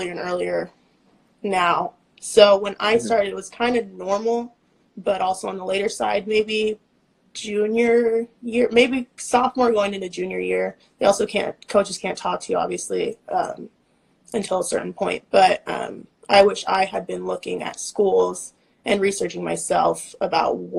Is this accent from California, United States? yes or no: yes; Bakersfield, California, United States; also born or lived in San Jose, California; We're from Bakersfield, California. That's where I'm at right now